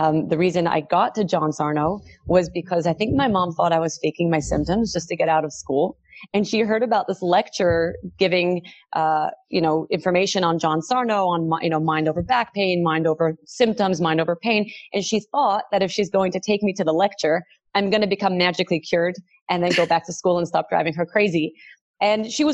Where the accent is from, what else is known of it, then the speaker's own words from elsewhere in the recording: New York City, New York, United States; I grew up in Brooklyn